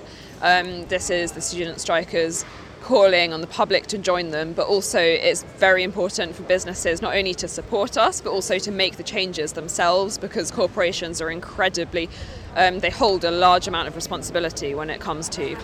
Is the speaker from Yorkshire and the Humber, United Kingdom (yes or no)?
no; London, United Kingdom; moved away as an adult; also born or lived in Newcastle; I'm studying English Lit and History at Newcastle University, and I'm from North London.